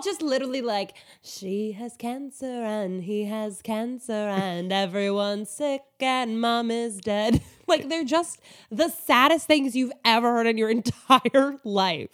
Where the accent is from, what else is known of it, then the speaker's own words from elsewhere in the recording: Alaska, United States; I grew up in Alaska